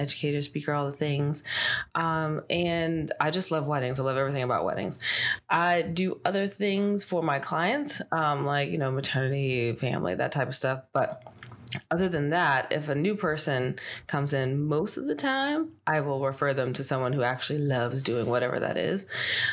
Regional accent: Northern Virginia, United States; also born or lived in Pittsburgh, Pennsylvania; from 10 years old on, have lived in Northern Virginia.

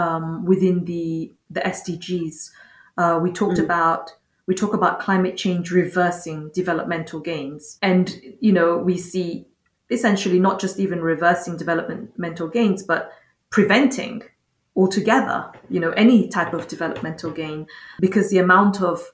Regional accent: Mauritius; I come from Mauritius, and in Mauritius, we have cyclones every single year

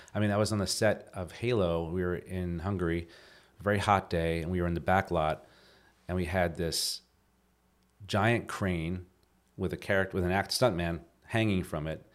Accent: New Jersey, United States; moved away as an adult; now in Los Angeles, United States; growing up in New Jersey

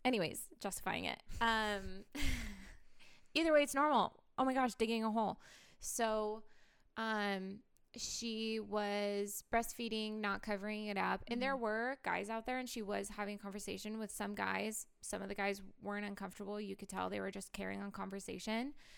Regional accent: Portland, Oregon, United States; I grew up in Portland

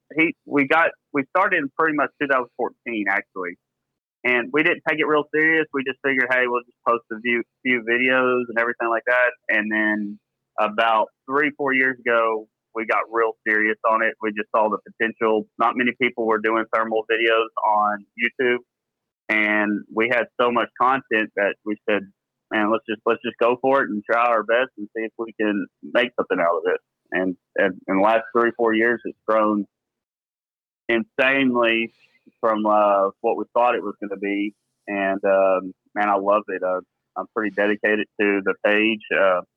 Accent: Marquez, Texas, United States; also born or lived in Hawaii; I grew up in Marquette, Texas, a very small town between Waco and College Station, Texas.

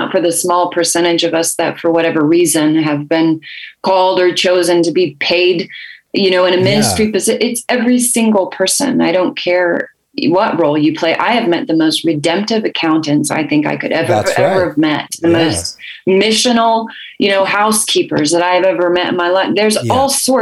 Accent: Kansas City, Missouri, United States; moved away as an adult; also born or lived in Asia / Africa; We've just moved back to my hometown of Kansas City after being away for 25 years.

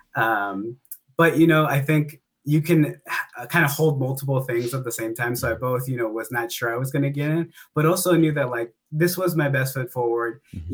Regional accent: Antioch, California, United States; my hometown of Antioch, California

